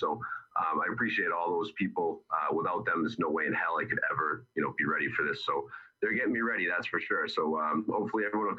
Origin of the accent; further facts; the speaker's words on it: East Bridgewater, Massachusetts, United States; Perfectly Flavored Cafe in East Bridgewater, really good food. That's in my hometown